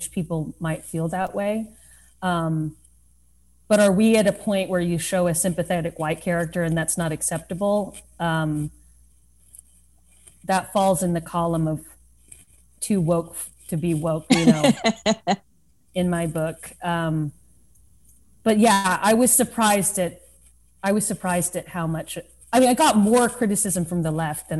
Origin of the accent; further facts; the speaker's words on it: Lubbock, Texas, United States; moved away as an adult; now in New York City, United States; growing up in Lubbock, Texas